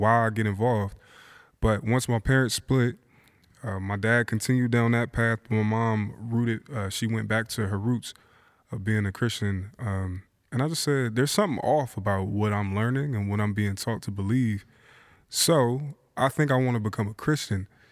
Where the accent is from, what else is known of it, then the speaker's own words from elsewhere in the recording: Philadelphia, Pennsylvania, United States; moved away as an adult; now in Portland, United States; born and raised in Philadelphia, moved to Portland in two thousand eight